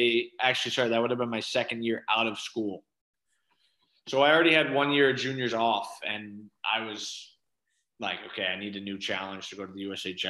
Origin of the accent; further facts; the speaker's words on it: Natick, Massachusetts, United States; So Fenway, obviously, I'm from Natick, Mass. So it's west of Boston. 30 minutes.